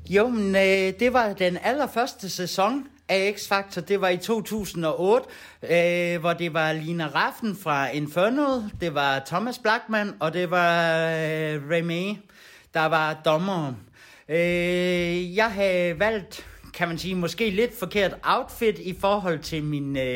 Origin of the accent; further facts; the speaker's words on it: Kolding, Southern Denmark, Denmark; Vi kommer fra Kolding og vores band, det hedder